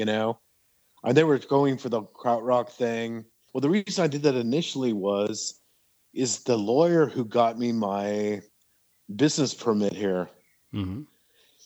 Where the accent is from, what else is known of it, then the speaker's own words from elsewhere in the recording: Kansas City, Missouri, United States; moved away; also born or lived in Lawrence, Kansas; Kansas City, Missouri is my hometown